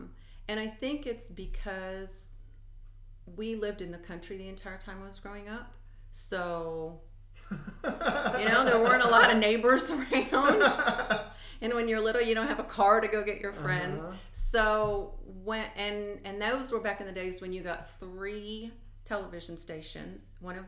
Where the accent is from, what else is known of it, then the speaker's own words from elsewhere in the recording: Illinois, United States; in DeWitt County, cool. You bet. Yeah, and kind of went around and came back.